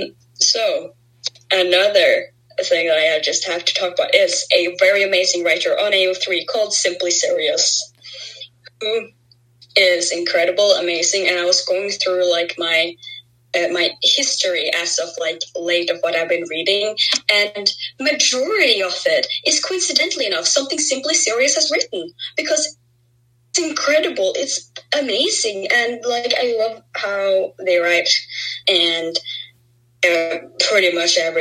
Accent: Southern Norway, Norway; accent: southern; first language Norwegian; English is a second language; English is not my first language. It is Norwegian.

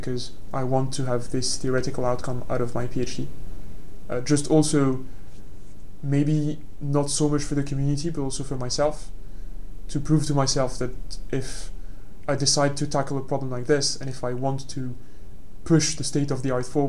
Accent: France; moved away as an adult; now in London, United Kingdom; my hometown, which is, let's be honest, not the biggest town in France

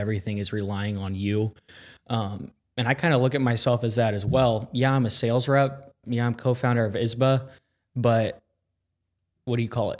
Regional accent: Carmel, Indiana, United States; born and raised in Carmel, Indiana

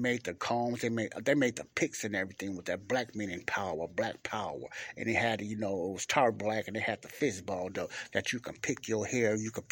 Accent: Chicago, Illinois, United States; I grew up in Chicago

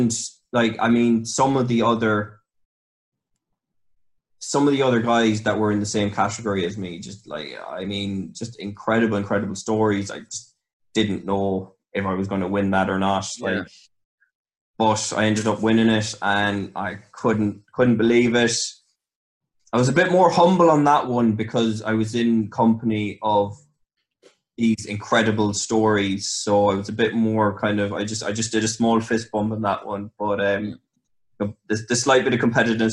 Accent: Ireland; also born or lived in Reading, England; So I was born in Reading. We moved back to Ireland when I was 7

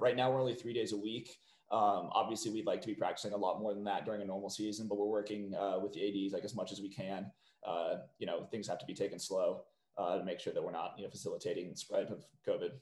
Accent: McLean, Virginia, United States; moved away; I'm from McLean, Virginia, so just outside of DC.

